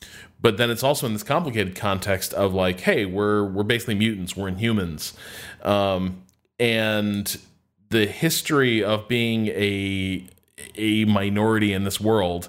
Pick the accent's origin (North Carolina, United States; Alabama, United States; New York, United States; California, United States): New York, United States; Brooklyn; Other people, but trust me, I'm really good. I'm from Brooklyn.